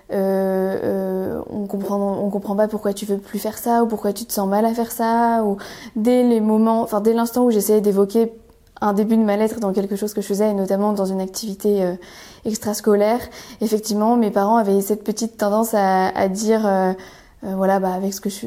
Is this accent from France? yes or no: yes; northern France, France; alors, je viens du nord de la France essentiellement. On a déménagé pas mal de fois avec mes parents pour des raisons liées à la carrière de mon père.